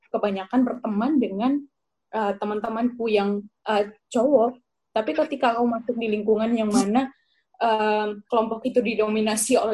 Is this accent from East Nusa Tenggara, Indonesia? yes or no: yes; Sumba, East Nusa Tenggara, Indonesia; Um, di situ kulturnya otomatis beda ya antara di tempatku di Sumba sama Kupang.